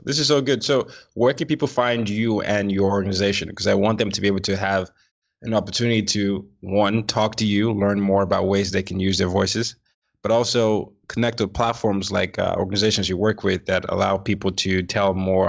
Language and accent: English; Nigeria; I'm Nigerian.